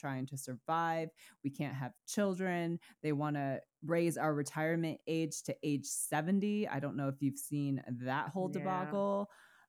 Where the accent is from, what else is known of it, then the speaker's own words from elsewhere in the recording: Vermont, United States; growing up in Vermont who was homeschooled.